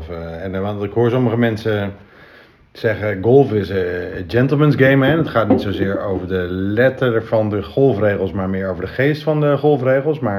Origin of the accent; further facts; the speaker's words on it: Friesland, Netherlands; also born or lived in Groningen; Ik ben een trotse Fries. Een trotse Fries.